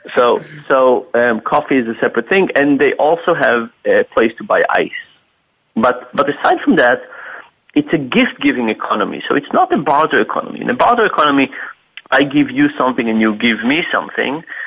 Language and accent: English; Israel; moved away; I'm originally from Israel, from the Middle East